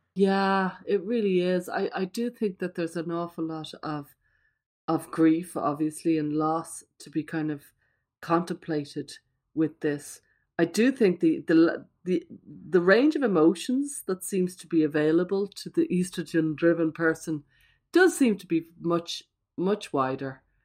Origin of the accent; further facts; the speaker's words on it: Ireland; I'm Irish